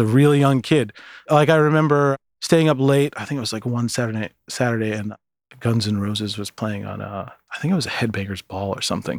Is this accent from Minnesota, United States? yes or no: yes; Minneapolis, Minnesota, United States; moved away as an adult; also born or lived in Michigan City, Indiana / Seattle; I went to Minneapolis mm. and stayed there until after high school